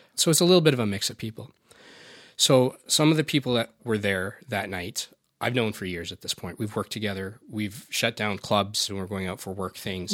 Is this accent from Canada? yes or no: yes; Alberta, Canada; I've been born and raised here, and I grew up in Alberta